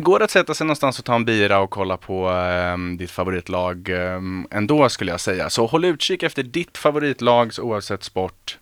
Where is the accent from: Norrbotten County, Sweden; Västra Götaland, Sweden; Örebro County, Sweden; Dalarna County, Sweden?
Örebro County, Sweden; Örebro; jag är ju själv, jag är från Örebro